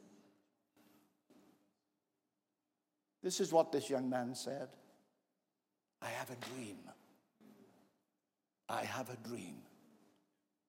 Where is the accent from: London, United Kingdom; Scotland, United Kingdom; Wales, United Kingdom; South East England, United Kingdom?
Wales, United Kingdom; As a Welshman